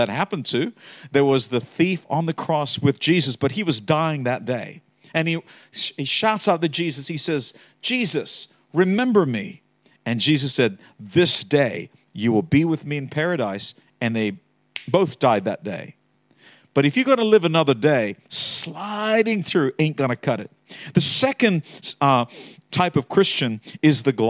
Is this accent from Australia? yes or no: yes; Australia; I am an Aussie. True. But I also was raised with Americans